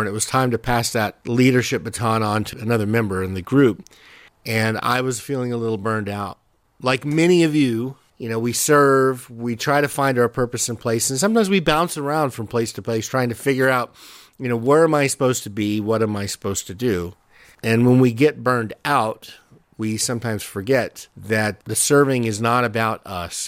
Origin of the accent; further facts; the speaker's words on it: Southern New Mexico, United States; also born or lived in California / Albuquerque, New Mexico; I was born in California, grew up in Southern New Mexico, and went to high school there.